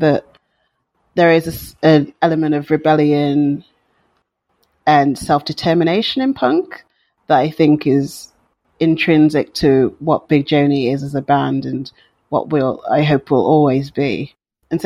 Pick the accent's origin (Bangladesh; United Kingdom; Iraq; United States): United Kingdom; Wolverhampton, West Midlands; growing up in Wolverhampton in the West Midlands in the UK